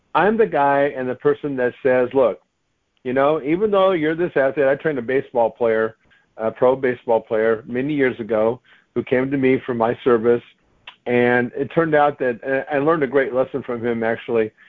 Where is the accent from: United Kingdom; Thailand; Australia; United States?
United States; I'm an American